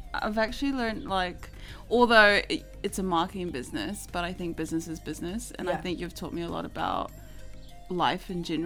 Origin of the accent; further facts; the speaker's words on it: Cook Islands; I'm from Raro.